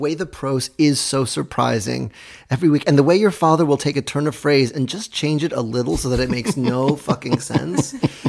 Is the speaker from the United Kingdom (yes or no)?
yes; Cardiff, Wales, United Kingdom; my hometown of Cardiff.